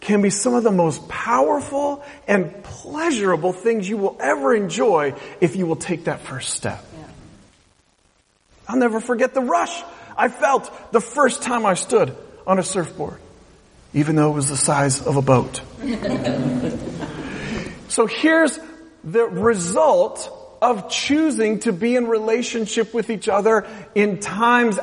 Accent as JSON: {"language": "English", "region": "West Coast", "country": "United States", "tie": "born or raised there", "said": "I grew up on the West Coast"}